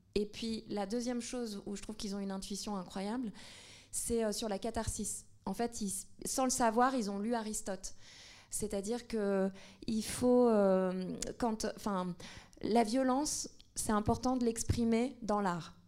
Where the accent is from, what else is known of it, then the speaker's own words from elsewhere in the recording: Tunisia; now in France; le fait de vivre en France, de, enfin, moi, je suis tunisienne